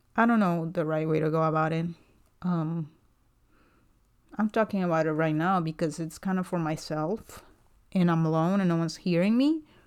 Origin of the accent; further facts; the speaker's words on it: Guatemala; English is a second language; moved away as an adult; also born or lived in South Carolina, United States; now in Dallas, United States; I was born and raised in Guatemala, and, uh, I moved here about five years ago because my husband's American